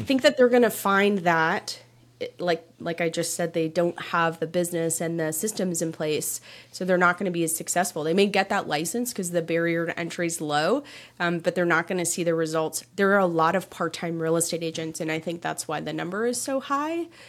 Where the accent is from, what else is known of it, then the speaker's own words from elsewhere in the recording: just outside of Toronto, Ontario, Canada; I grew up in Canada, just outside of Toronto